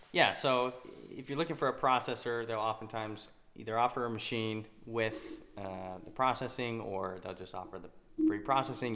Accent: Utah, United States; I'm from Utah which is where we currently live.

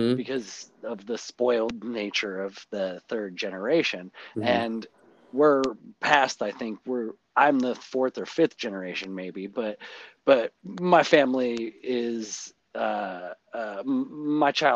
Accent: Port Angeles, Washington, United States; I grew up here in Washington

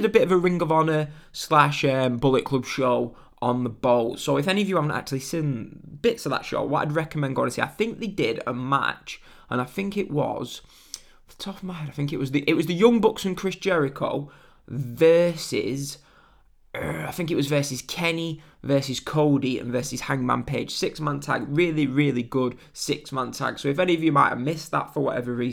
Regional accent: England, United Kingdom; I'm English

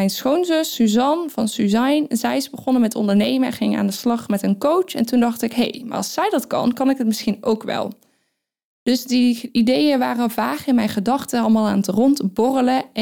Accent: North Brabant, Netherlands; ik kom uit Brabant. Dat kundigen vast niet horen. Nee, want ik spreek helemaal geen Brabants.

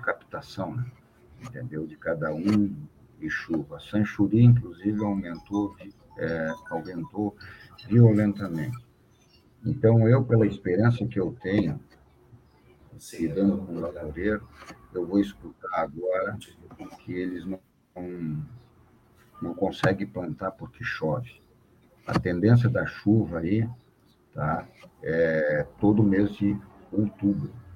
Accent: Brazil; a gente é brasileiro

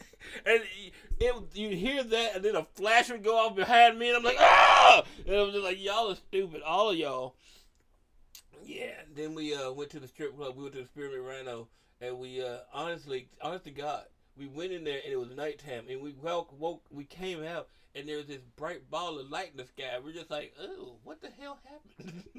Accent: Memphis, Tennessee, United States; It's Memphis. I didn't grow up anywhere else. Memphis was fun.

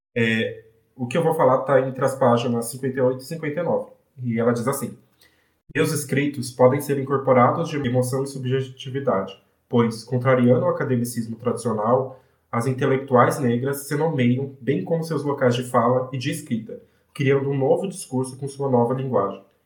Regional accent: São Paulo, Brazil; Eu sou de Guaianazes, eu cresci e vivi em Guaianazes, eu ainda vivo em Guaianazes

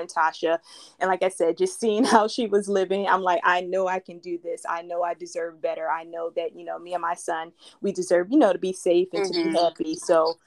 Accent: Philadelphia, Pennsylvania, United States; moved away as an adult; now in Florida, United States; I was born and raised in Philadelphia, in which I lived there for 30 plus years.

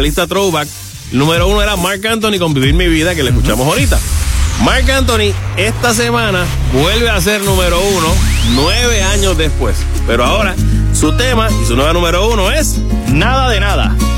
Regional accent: Corozal, Puerto Rico; Yo soy de Corozal

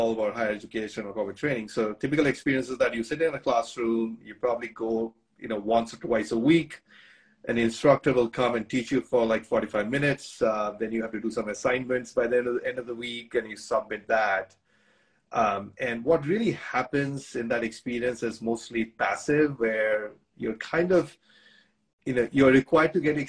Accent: India; moved away as an adult; now in United States; I grew up in India.

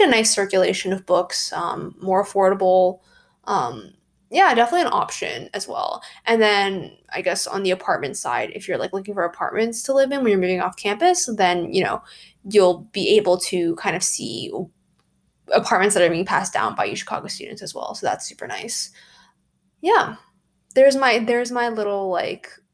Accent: California, United States; moved away as an adult; now in Chicago, United States; I'm from California

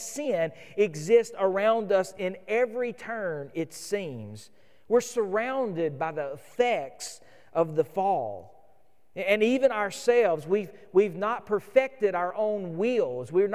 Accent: United States; as modern American believers

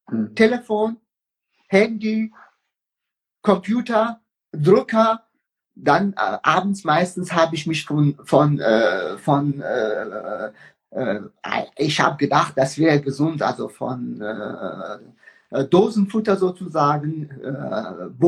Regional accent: Iran; moved away as an adult; now in Germany; Ich bin äh, mit 19 aus dem Iran geflüchtet.

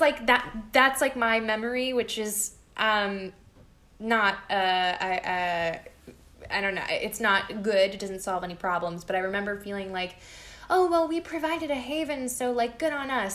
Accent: Peabody, Massachusetts, United States; my hometown, I mean, there's like separations within my hometown and it's like oh um, you know everyone who ha- who is low income and um, is not white lives in central peabody

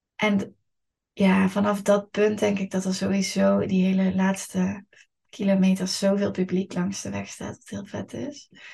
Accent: Eindhoven, North Brabant, Netherlands; Het is natuurlijk mijn geboortestad, ik ben hier opgegroeid.

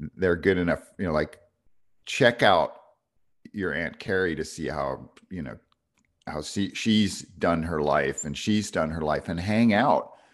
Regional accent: New York, United States; even at thirteen growing up in New York

